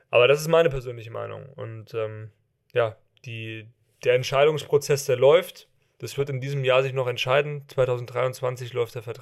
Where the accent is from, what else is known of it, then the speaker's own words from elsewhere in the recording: Hesse, Germany; Also ich bin ja aus der Nähe von Frankfurt und hier gibt es sehr gute Röstereien auch